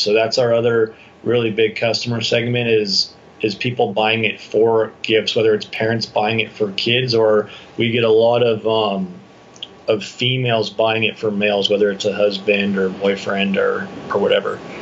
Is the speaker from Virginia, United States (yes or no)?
no; San Clemente, California, United States; moved away as an adult; also born or lived in Dana Point; now in San Diego, United States; I grew up in San Clemente, Dana Point